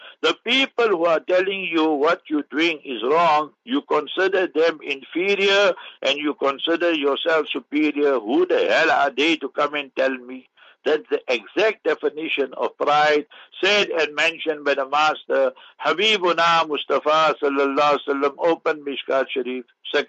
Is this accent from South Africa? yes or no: yes; South Africa; I say, I'm a South African. I love South Africans. Is that a problem? No.